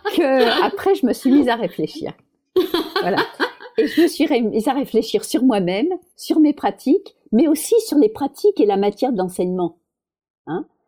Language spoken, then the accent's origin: French; Paris, Île-de-France, France; moved away; ma ville, c'est Paris